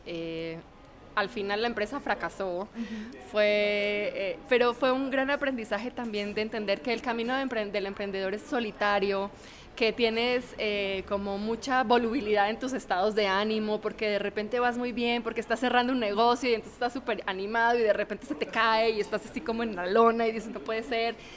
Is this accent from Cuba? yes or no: no; Colombia; yo soy colombiana